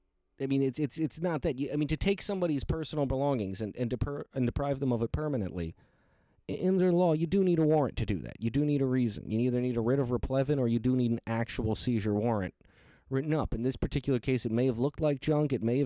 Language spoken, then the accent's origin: English; Detroit, Michigan, United States; because I came from Detroit, Michigan